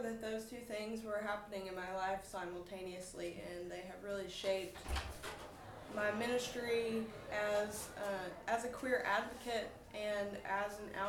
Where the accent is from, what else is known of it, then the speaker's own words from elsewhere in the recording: Arkansas, United States; now in Utah, United States; I grew up in Arkansas, and I now live in Utah, but I will be moving to Atlanta very soon